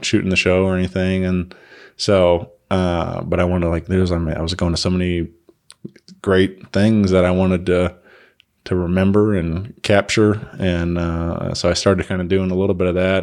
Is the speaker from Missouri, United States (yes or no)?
yes; Wentzville, Missouri, United States; my hometown, you know, in Wentzville